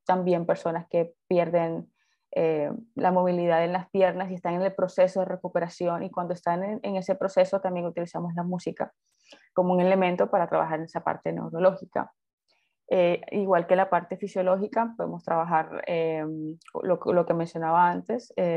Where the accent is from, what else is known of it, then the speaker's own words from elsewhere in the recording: Colombia; soy de Colombia